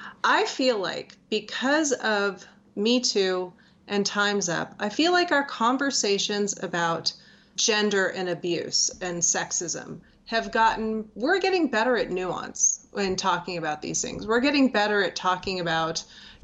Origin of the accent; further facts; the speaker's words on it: Los Angeles, California, United States; I grew up in Los Angeles